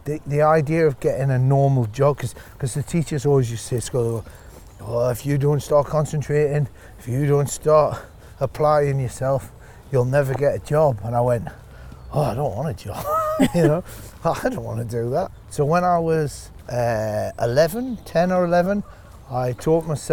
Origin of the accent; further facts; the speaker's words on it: Northumberland, North East England, United Kingdom; moved away as an adult; also born or lived in Newcastle upon Tyne; now in Australia; Growing up in Northumberland